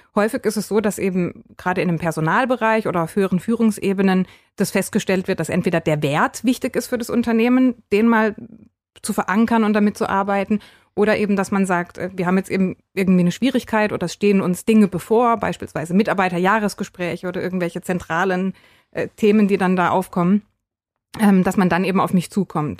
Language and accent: German; Freiburg, Baden-Württemberg, Germany; now in Lahr, Germany; ich bin tatsächlich aus Freiburg, gebürtige Freiburgerin